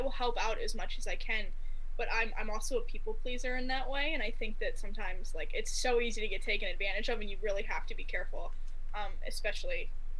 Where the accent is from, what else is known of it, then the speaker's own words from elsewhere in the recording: Midwest, United States; accent: Midwest; Sorry, my accent. It's a little Midwest.